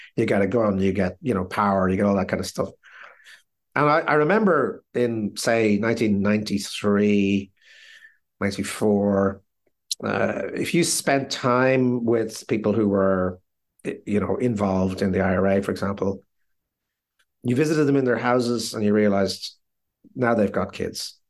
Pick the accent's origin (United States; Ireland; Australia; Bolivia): Ireland; being sixty-five and being Irish